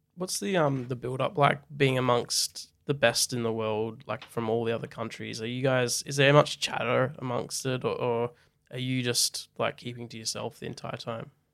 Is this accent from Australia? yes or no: yes; Australia; as an Australian